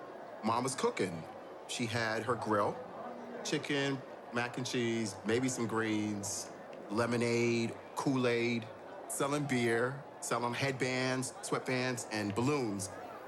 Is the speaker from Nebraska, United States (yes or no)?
no; New York City, New York, United States; Growing up in Harlem, if you went to places like that, even went to the movies, mom fried some chicken, she put it in a foil, and you took it with you.